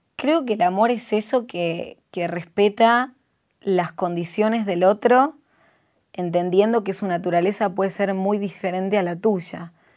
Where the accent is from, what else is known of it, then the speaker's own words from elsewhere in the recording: Lanús, Buenos Aires Province, Argentina; vengo del barrio de Lanús